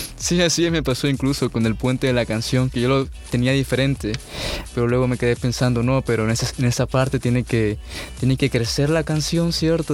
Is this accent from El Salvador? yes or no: yes; El Salvador; also born or lived in Ecuador; yo nací en Ecuador. Sí, mis padres son salvadoreños. Y cuando yo tenía unos ocho, nueve años, sí, este, nos vimos, pues, eh, viajamos, sí, aquí a El Salvador.